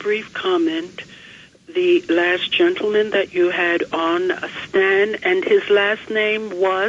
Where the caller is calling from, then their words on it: New York, United States; from Long Island.